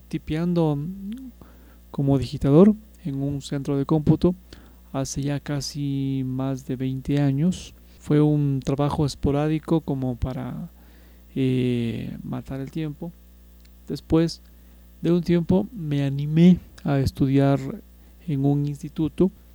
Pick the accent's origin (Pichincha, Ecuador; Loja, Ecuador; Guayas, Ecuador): Pichincha, Ecuador; Quito; Soy de acá de Quito